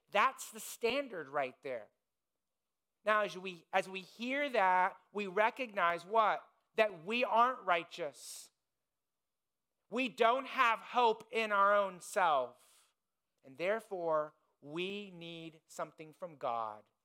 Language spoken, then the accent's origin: English; Indiana, United States; moved away; I grew up in Indiana, it's the basketball state.